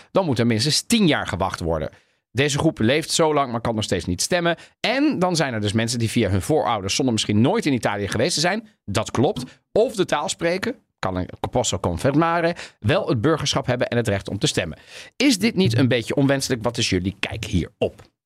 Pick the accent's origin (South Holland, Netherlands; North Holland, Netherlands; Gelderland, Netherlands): South Holland, Netherlands; The Hague; in Den Haag toen ik opgroeide